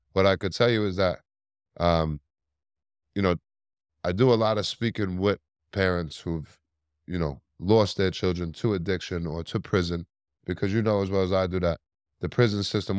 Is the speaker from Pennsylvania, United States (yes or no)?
no; New York City, New York, United States; I was born and raised in Staten Island, New York